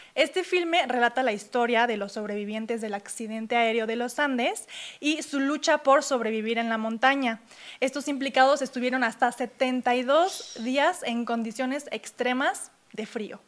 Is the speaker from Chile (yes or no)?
no; Mexico; como somos mexicanos